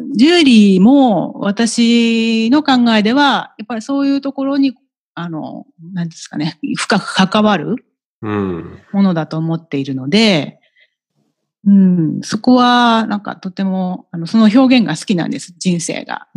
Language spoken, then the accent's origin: Japanese; Tokyo, Japan; also born or lived in Shinagawa, Tokyo; 世田谷区で育ちました